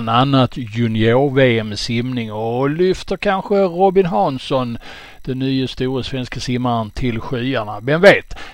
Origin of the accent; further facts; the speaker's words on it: Mariestad, Västra Götaland, Sweden; Jag är eh, född och uppvuxen i Mariestad